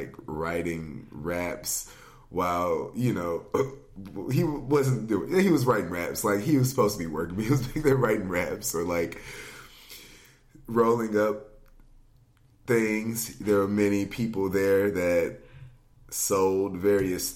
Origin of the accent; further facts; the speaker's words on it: Gallatin, Tennessee, United States; now in Nashville, United States; I am from Gallatin, Tennessee, originally, which is about 20 minutes north of here